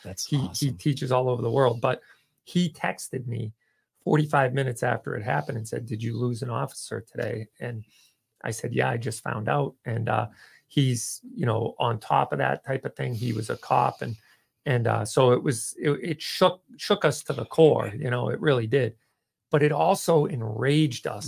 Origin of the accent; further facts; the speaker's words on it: Dennis, Massachusetts, United States; I grew up in Dennis, so I went to Tech.